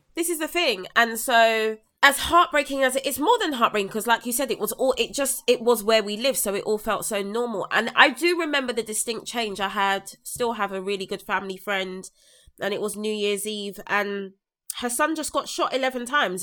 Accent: London, United Kingdom; someone that was born and raised in South London

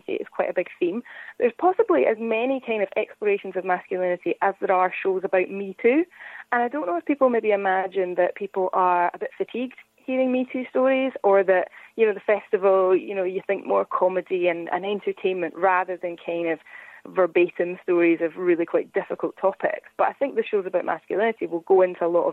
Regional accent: Scotland, United Kingdom; as a Scottish person

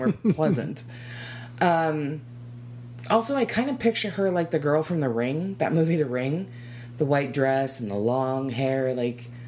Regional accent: Arizona, United States; born and raised in Arizona

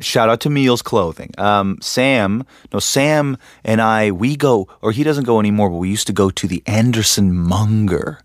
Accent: Canada; I'm from Canada

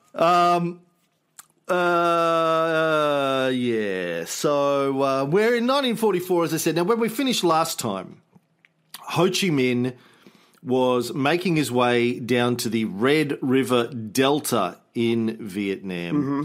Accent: Australia

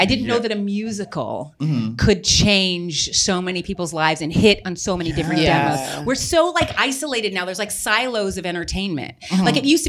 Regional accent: Texas, United States; We're from Texas.

